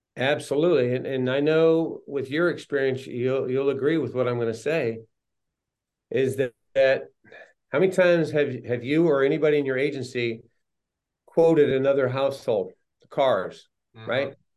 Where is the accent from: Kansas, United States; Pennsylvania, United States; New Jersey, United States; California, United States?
California, United States; Los Angeles; also born or lived in Riverside, California; now in San Clemente, United States; I was raised primarily in the San Fernando Valley in the LA area.